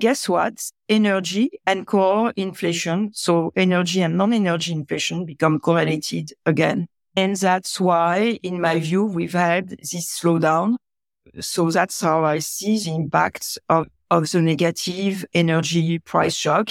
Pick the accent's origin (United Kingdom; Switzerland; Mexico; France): France; now in California, United States; I was born in France.